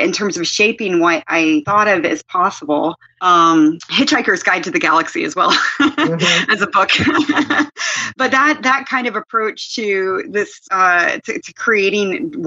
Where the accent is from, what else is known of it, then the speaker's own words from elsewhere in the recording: Kenya; moved away; I grew up in Kenya